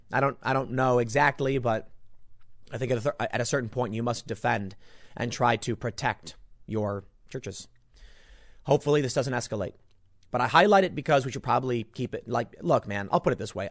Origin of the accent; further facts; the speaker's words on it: Chicago, Illinois, United States; moved away as an adult; I grew up in Chicago